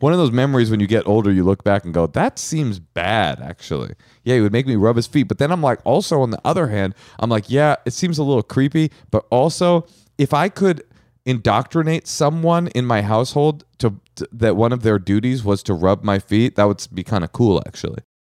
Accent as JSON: {"language": "English", "area": "Bay Area", "region": "California", "country": "United States", "tie": "born or raised there", "said": "I grew up in the Bay Area"}